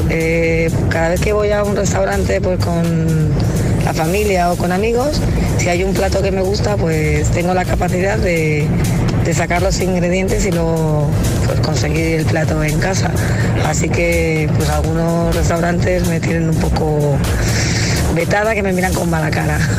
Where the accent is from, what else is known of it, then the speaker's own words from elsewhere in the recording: Palma de Mallorca, Balearic Islands, Spain; de Palma de Mallorca.